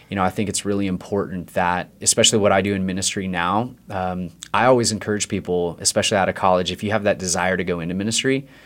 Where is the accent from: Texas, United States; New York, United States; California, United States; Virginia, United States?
California, United States; And I grew up in Northern California, and my family kind of bounced all over the place.